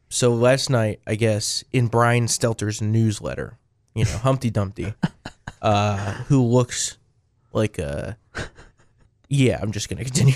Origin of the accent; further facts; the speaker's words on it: New Jersey, United States; moved away; We come from New Jersey